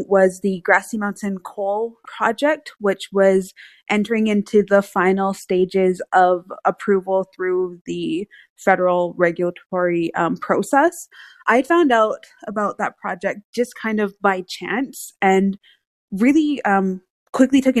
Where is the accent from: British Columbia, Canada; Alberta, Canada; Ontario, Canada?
Alberta, Canada; Blood Reserve; the Crow's Nest Pass is about 40 minutes from where I grew up on the Blood Reserve